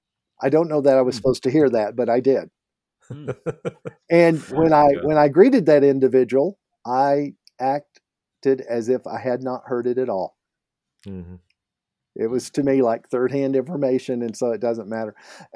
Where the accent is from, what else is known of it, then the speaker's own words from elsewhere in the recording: Canada; And as a Canadian, I need to point out this is Tim's.